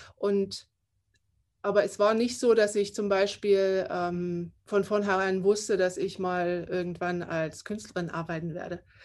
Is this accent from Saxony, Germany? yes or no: yes; Saxony, Germany; first language German; moved away as an adult; Ich komme aus Sachsen. Ich bin da auch aufgewachsen und habe da 20 Jahre meines Lebens gelebt.